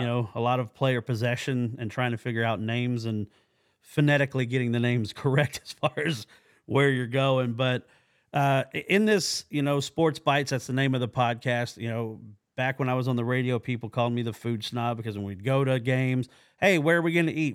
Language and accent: English; Oklahoma, United States; also born or lived in Virginia Beach; I'm from Oklahoma